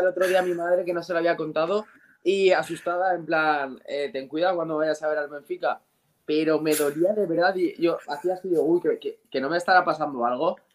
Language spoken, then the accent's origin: Spanish; Spain; yo soy español